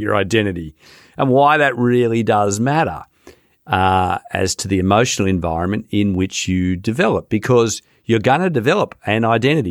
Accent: Sydney, New South Wales, Australia; growing up near Bondi Beach

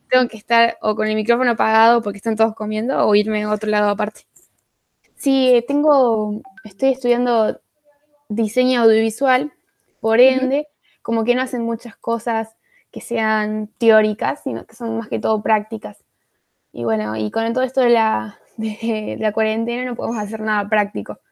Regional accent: Arroyo Cabral, Córdoba, Argentina; de Argentina, Córdoba

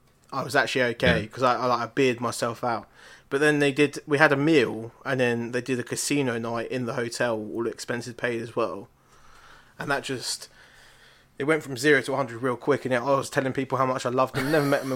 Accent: Ireland; And because I'm Irish, I have a lot of people in my family called O'Brien.

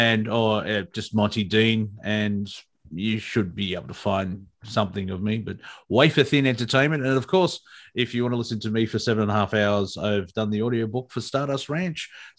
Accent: Australia; accent: Australian; keep my Australian accent

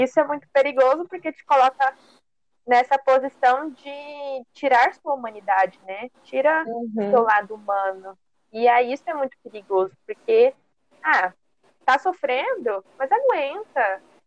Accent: Cuiabá, Mato Grosso, Brazil; sou daqui de Cuiabá e minha família é daqui

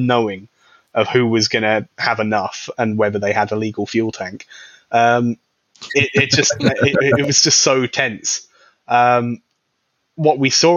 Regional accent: United Kingdom; being a British person

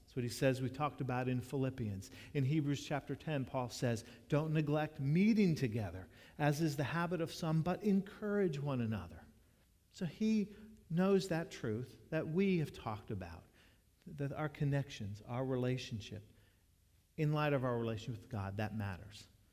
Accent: Jacksonville, United States; moved away; When I was growing up in Jacksonville, when dad served Main Street United Methodist Church from the years I was in the first grade to the seventh grade

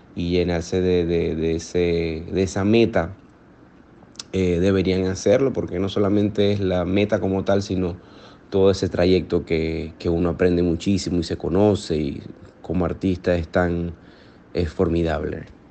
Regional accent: Maracaibo, Zulia, Venezuela; moved away as an adult; also born or lived in United States; yo Nací en Maracaibo, en el occidente de Venezuela, occidente de nuestro país

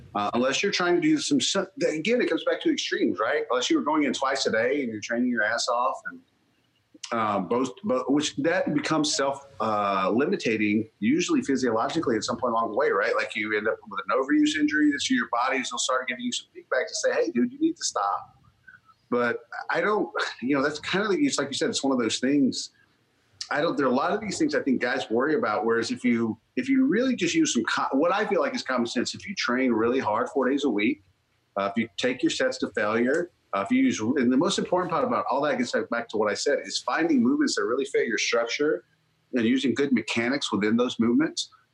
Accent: North Mississippi, United States; I grew up in North Mississippi

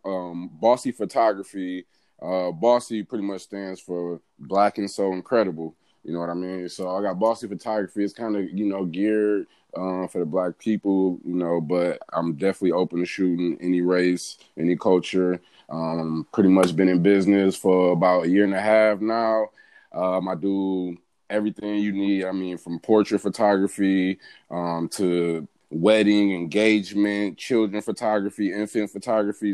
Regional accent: Pontiac, Michigan, United States; moved away as an adult; also born or lived in Albany, Georgia; now in Atlanta, United States; born and raised in Pontiac, Michigan. That's where I'm from

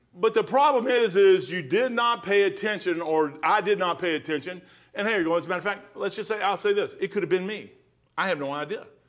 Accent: Kentucky, United States; I'm a brick from Kentucky

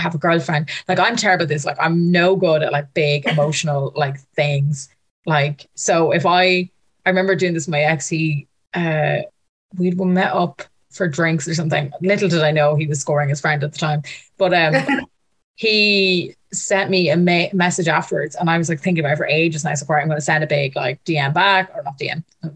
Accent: Ireland; I'm from Ireland.

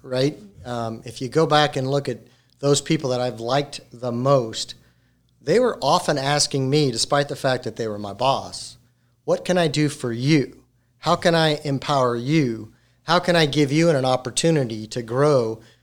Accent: Colorado, United States; moved away; I'm originally from Colorado

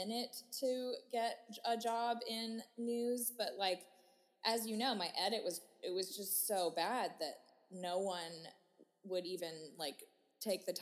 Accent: Austin, Texas, United States; also born or lived in New York City / Illinois; I was born in New York City, but I've lived in Austin for, like, 28 years now

